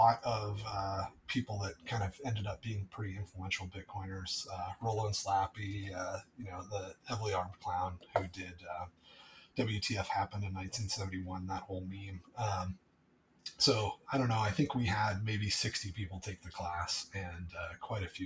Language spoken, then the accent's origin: English; United States; I'm American.